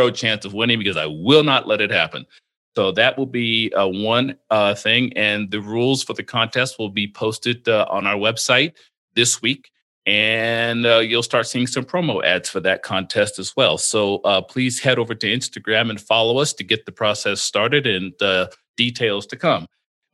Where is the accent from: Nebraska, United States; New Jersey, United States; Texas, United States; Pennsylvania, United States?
New Jersey, United States; Atlantic City; now in Las Vegas, United States; I was born in Atlantic City, New Jersey. I was born there long before the casino showed up